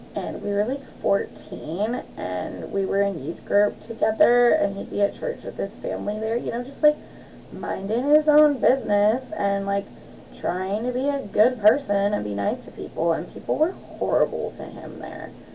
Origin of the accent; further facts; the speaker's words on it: Olympia, Washington, United States; growing up in Olympia